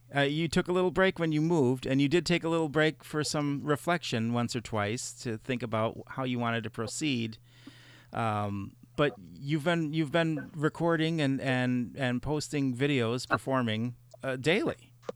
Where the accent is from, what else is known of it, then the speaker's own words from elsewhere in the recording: Chicago, Illinois, United States; now in Reedsburg, Wisconsin, United States; having grown up in Chicago